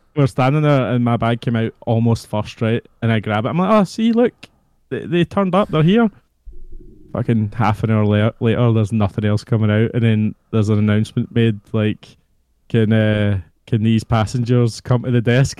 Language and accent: English; Scotland, United Kingdom; Oh, Scotland